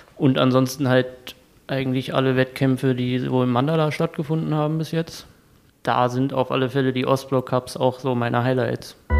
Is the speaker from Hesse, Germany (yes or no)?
yes; Kassel, Hesse, Germany; moved away as an adult; now in Dresden, Germany; Ich komme ursprünglich aus Kassel, da habe ich das auch angefangen, in der DAV-Kletterhalle